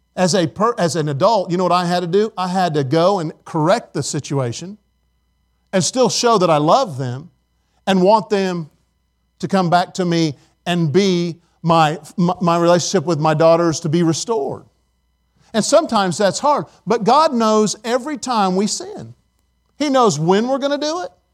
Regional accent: Indiana, United States; moved away; I was from Indiana

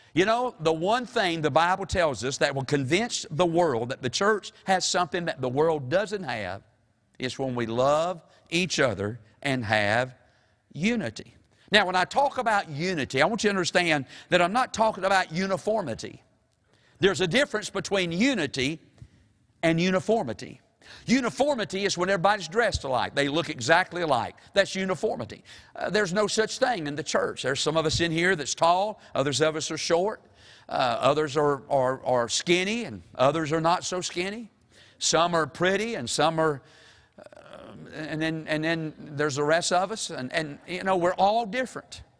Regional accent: Mount Airy, North Carolina, United States; my hometown is Mount Airy

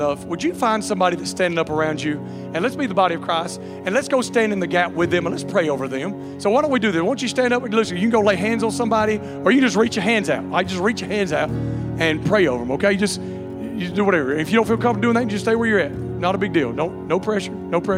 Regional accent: Alabama, United States; accent: redneck; also born or lived in Louisiana; I was born in Louisiana, but was raised in Alabama, okay? I have people tell me I sound like a Cajun all the time, but I was like, no, it's just redneck

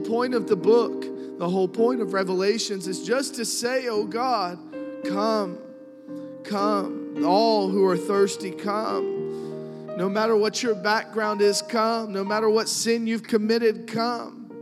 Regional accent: New Kent County, Virginia, United States; I'm from Newkent County

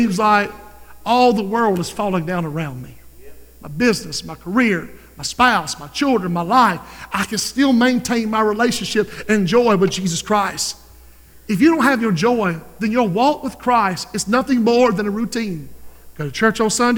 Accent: Society Hill, South Carolina, United States; I'm from Society Hill

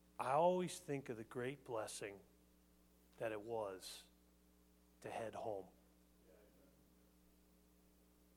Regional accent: New England, United States; now in Rives Junction, United States; I grew up in New England, and there's a part of you where that's always home.

